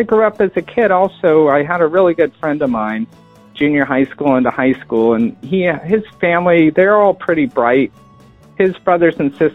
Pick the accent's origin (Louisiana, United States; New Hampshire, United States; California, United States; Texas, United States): California, United States; Stockton; also born or lived in Midway Island / Hawaii / Newport, Rhode Island; I grew up in Stockton, California, in the middle of the Central Valley.